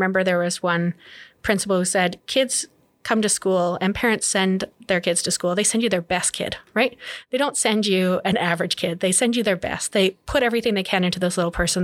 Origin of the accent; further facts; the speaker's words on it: near Lesser Slave Lake, northern Alberta, Canada; now in Edmonton, Canada; I grew up in mostly in Canuso, up in northern Alberta, not far from the shores